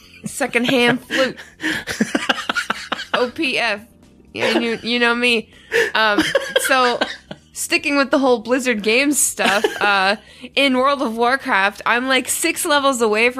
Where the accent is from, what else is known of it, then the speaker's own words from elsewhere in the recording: Canada; I'm Canadian.